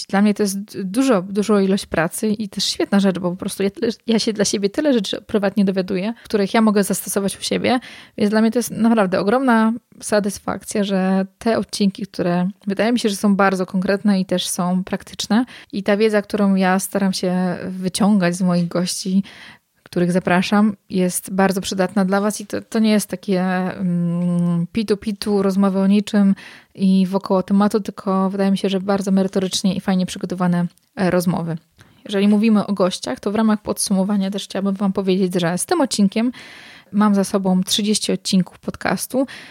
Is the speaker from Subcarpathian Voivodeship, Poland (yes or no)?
no; Warsaw, Masovian Voivodeship, Poland; moved away as an adult; now in Masuria, Poland; Ja jestem oryginalnie z Warszawy, mieszkam teraz na Mazurach